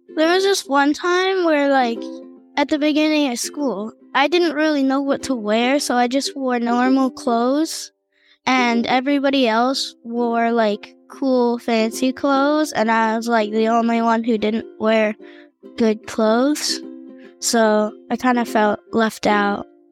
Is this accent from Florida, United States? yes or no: yes; Middleburg, Florida, United States; I'm eight years old, and I'm from Middleburg, Florida